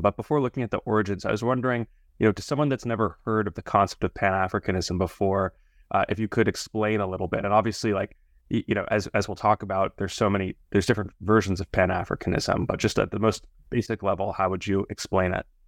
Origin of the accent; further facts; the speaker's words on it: United States; I'm an American